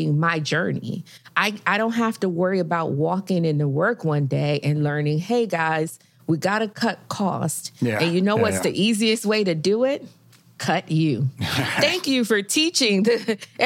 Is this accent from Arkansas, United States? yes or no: no; Miami, Florida, United States; now in Houston, United States; I am from Miami